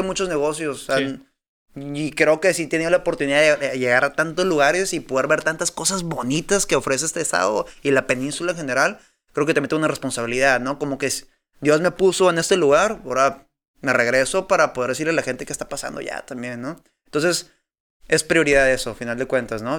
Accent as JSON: {"language": "Spanish", "town": "Tijuana", "region": "Baja California", "country": "Mexico", "said": "soy de Tijuana"}